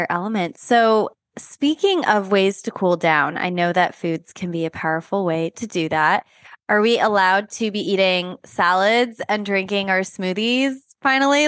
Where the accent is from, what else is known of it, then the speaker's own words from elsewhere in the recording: East Coast, United States; I'm from the East Coast